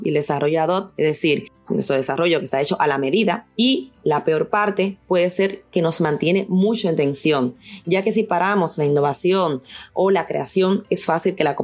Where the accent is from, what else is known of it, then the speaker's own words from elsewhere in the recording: Dominican Republic; moved away as an adult; also born or lived in England; now in Madrid, Spain; dominicana de origen y española por residencia. Llevo 13 años viviendo en Madrid, España. Tengo 36 años